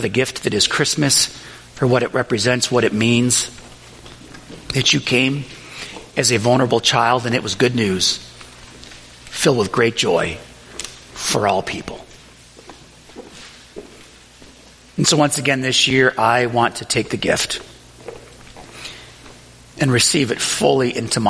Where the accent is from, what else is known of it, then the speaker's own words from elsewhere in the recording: Buffalo, New York, United States; the Riverside neighborhood of Buffalo, New York, where I grew up